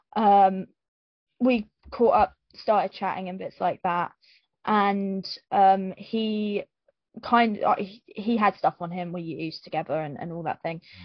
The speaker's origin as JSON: {"language": "English", "town": "Luton", "region": "East of England", "country": "United Kingdom", "tie": "born or raised there", "said": "I grew up, I grew up in Luton"}